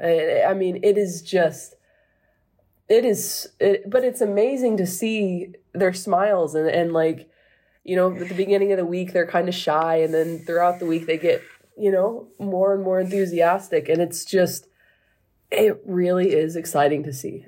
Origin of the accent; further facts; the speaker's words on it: United States; being an American, living in America